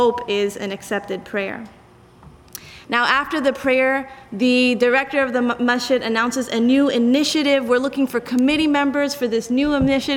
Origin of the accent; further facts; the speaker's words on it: South Africa; now in United States; the country in which I grew up in South Africa